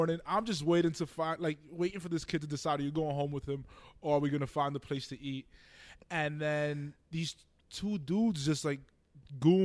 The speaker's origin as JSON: {"language": "English", "town": "New York City", "region": "New York", "country": "United States", "tie": "born or raised there", "said": "I was raised in Dyckman, New York"}